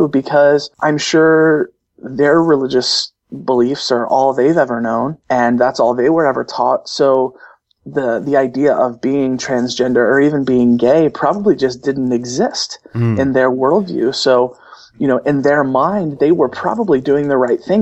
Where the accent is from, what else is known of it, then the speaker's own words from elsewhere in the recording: Cincinnati, Ohio, United States; here in my hometown in Cincinnati